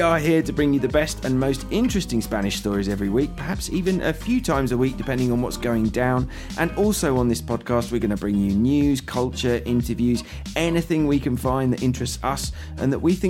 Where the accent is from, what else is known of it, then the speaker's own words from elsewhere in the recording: United Kingdom; moved away as an adult; now in Madrid, Spain; I'm a British journalist who's been based in Madrid since the year 2000.